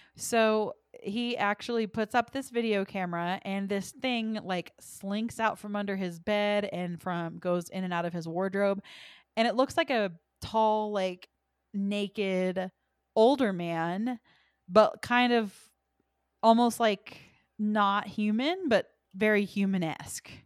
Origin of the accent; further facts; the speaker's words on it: United States; we are American